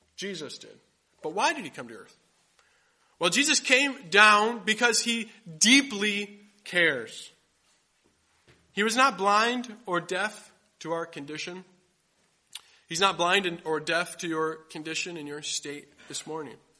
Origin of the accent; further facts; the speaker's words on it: Grand Rapids, Michigan, United States; I grew up in Grand Rapids, Michigan